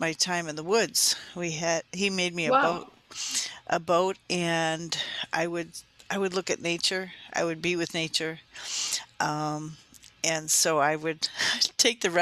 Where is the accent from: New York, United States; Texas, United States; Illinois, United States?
Illinois, United States; Chicago; I was born and raised in the Chicagoland area in the suburbs, just across the fence of O'Hare Airport